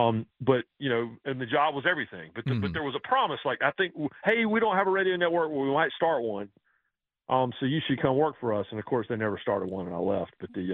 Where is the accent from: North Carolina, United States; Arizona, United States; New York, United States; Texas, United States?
North Carolina, United States; Raleigh; I grew up in Raleigh.